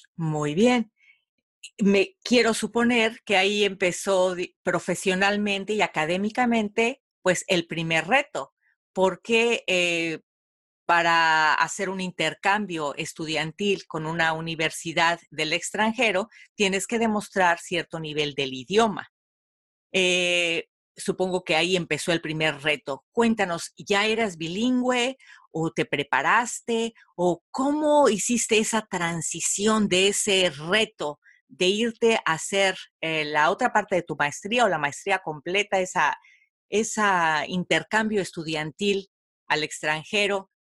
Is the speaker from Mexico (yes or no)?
yes; Mexico; yo también soy mexicana